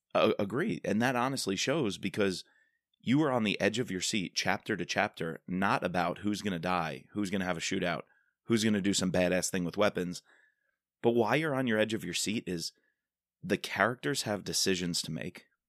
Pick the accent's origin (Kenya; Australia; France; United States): United States; Long Island, New York; moved away; fellow Eagle Scout growing up on Long Island. Got to go back, see my parents, see my friends from high school